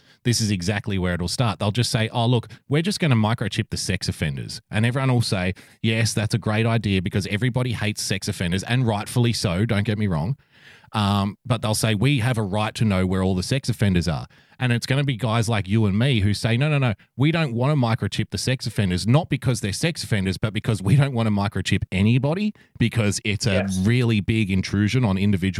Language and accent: English; Australia; as an Australian